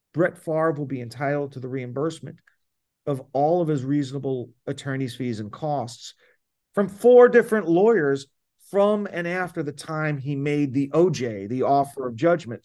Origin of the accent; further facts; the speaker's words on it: Florida, United States; My home state of Florida